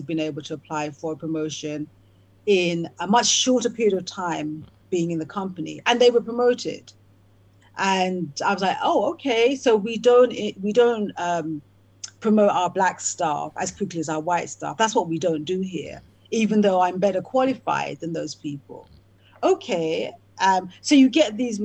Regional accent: England, United Kingdom; growing up in England, the place that I was born

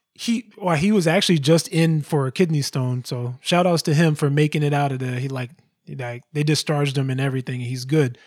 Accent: Georgia, United States; where I come from, in Georgia where I was born

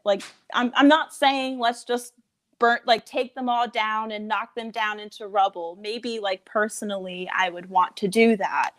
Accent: Fort Mill, South Carolina, United States; I'm from Fort Mill, South Carolina

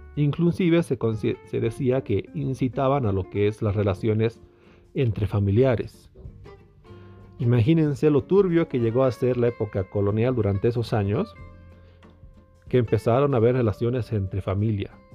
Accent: Tarija, Bolivia; yo nací en Tarija, en Bolivia

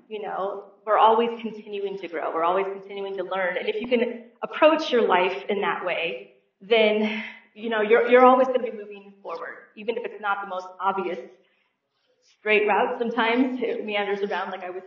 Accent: St. Louis, Missouri, United States; I was born and raised in St. Louis, Missouri

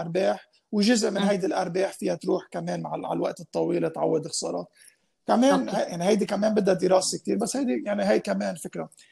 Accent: Lebanon

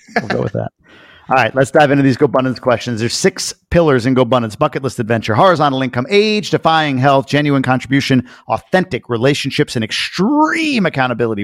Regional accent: Long Island, New York, United States; growing up in Long Island

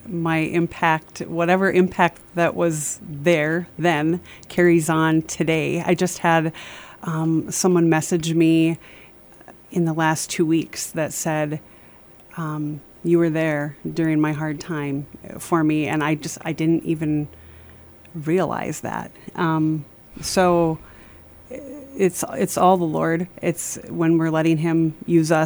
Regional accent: Bemidji, Minnesota, United States; I was raised in Bemidji and grew up in a Christian

